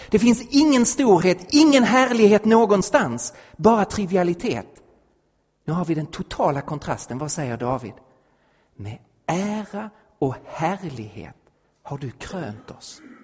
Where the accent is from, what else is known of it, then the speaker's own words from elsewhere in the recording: Sweden; also born or lived in Stockholm; som svensk